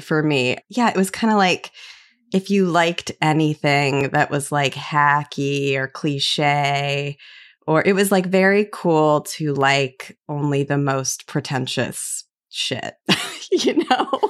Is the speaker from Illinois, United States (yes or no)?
yes; Illinois, United States; I'm from Illinois